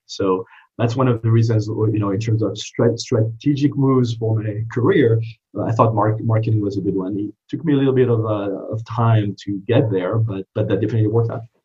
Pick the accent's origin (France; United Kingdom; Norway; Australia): France; English is a second language; moved away as an adult; also born or lived in East Coast, United States; now in United States; I didn't grow up in this country. I grew up in France, uh, but went to business school uh, on the East Coast um, and decided to stay and become a citizen at a later date